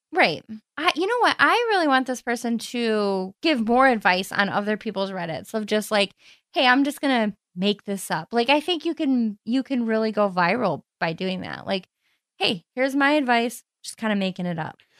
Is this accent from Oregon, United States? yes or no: no; Cleveland, Ohio, United States; accent: Cleveland; my Cleveland accent